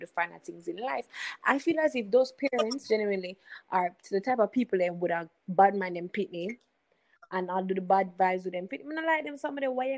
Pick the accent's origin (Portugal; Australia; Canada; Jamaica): Jamaica; we see as parents, as Jamaican parents